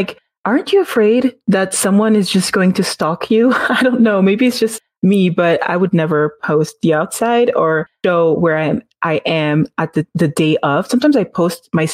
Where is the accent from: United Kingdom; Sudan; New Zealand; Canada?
Canada; Montreal, Quebec